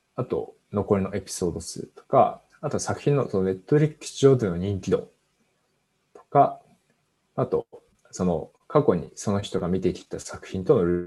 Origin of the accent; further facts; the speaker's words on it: Fukushima, Japan; 僕は地元が福島なんですけど